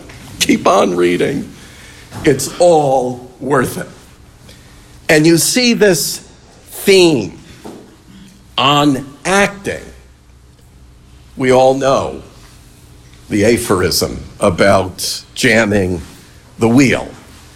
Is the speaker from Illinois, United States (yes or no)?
no; New York, United States; I grew up in New York State